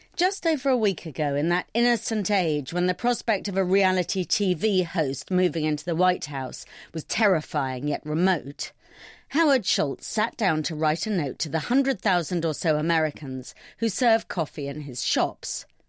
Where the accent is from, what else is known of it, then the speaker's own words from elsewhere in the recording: London, United Kingdom; I'm a Londoner